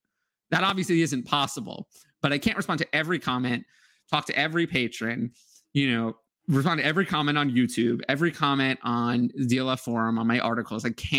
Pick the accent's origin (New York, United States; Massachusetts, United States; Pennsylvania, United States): New York, United States; I'm from New York